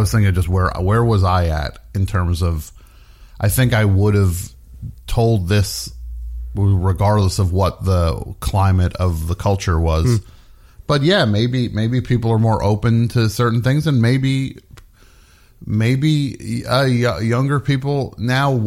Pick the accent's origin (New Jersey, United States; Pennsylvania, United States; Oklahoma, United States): New Jersey, United States; a kid growing up in New Jersey